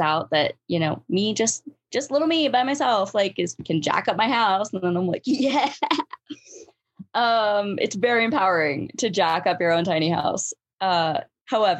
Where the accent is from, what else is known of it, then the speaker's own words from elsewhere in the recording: Alaska, United States; moved away; I grew up in Alaska, but like I was a kid, you know, like I wasn't an adult